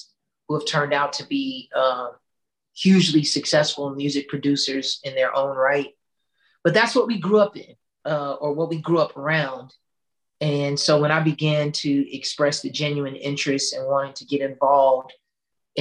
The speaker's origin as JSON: {"language": "English", "town": "Chicago", "region": "Illinois", "country": "United States", "tie": "born or raised there", "said": "I'm originally from Chicago. I'm born and raised"}